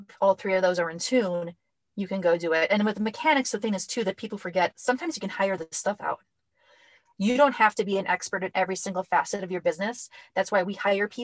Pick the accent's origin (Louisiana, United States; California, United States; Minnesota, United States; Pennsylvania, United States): Minnesota, United States; We are from Minnesota